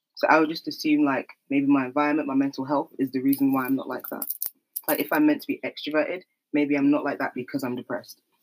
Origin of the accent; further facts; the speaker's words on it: London, United Kingdom; I'm from South London. Grew up in South London, South East London